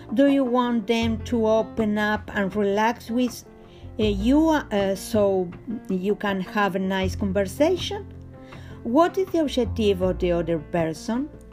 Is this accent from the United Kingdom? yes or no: no; Argentina; I'm from Argentina and teach etiquette